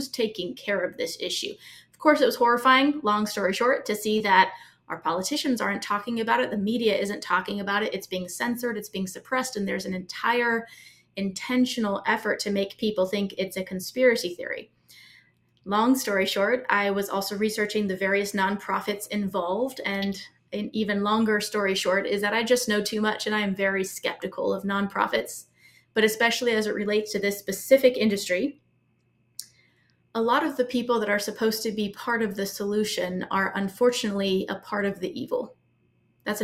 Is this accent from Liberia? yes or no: no; Brazil; also born or lived in Mexico; My family's from the United States. My sisters and I were all born all over the world. I was born in Brazil. I was raised mostly in Brazil and Mexico.